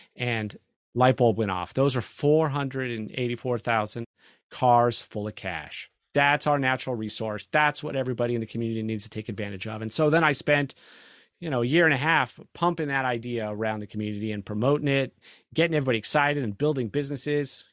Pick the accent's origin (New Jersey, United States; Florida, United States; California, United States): California, United States; now in Texas, United States; I'm from California.